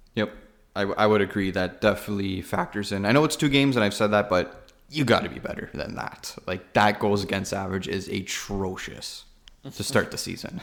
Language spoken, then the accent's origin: English; Toronto, Ontario, Canada; we're from Canada, from Toronto